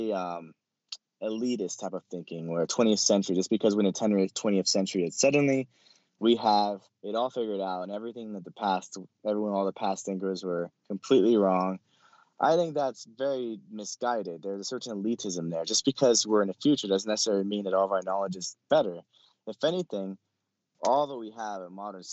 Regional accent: California, United States; I'm from California. So I had a lot of questions about different things. You know, California is very secular

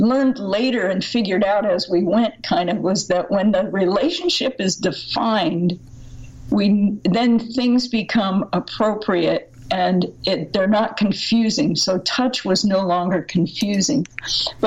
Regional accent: Southern California, United States; I grew up in America, in fact, in Southern California, in a total Christian cocoon

